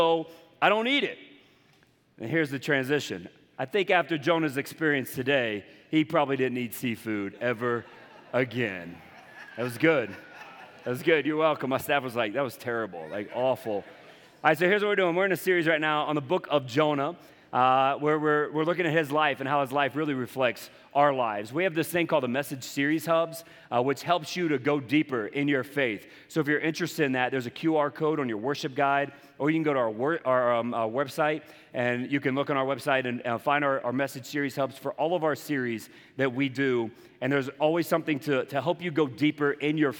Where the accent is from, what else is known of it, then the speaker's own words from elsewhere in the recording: Charleston, South Carolina, United States; accent: Southern; moved away; I'm from the coastal South, Charleston, South Carolina. And you'll hear it you'll hear it in my voice every once in a while.